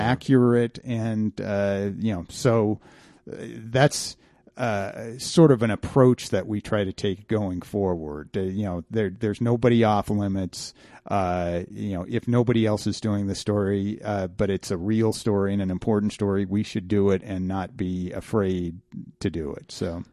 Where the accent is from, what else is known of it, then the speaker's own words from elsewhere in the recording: Grand Junction, Colorado, United States; also born or lived in Denver, Colorado; Grand Junction, which is my hometown